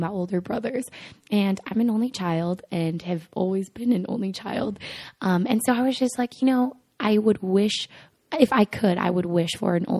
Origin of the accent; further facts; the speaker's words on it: Monterey Park, California, United States; I am from Monterey Park, California, which is a suburb right outside of Los Angeles